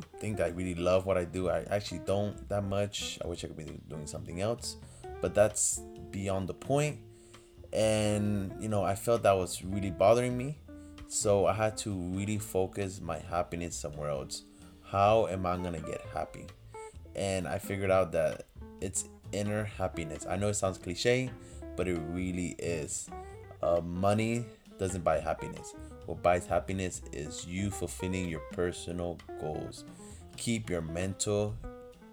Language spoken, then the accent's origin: English; Puerto Rico; moved away as an adult; now in United States; I grew up in Puerto Rico in my high school and middle school days.